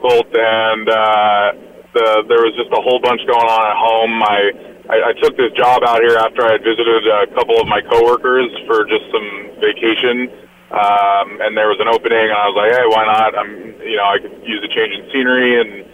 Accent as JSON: {"language": "English", "town": "Vancouver", "region": "Washington", "country": "United States", "tie": "born or raised there", "said": "Tyler and I grew up together in Vancouver, Washington"}